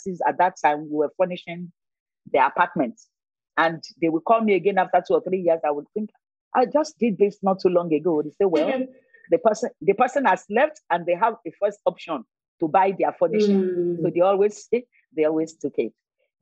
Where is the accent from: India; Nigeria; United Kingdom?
Nigeria; Ogun State; now in Lagos, Nigeria; I'm from Ogun State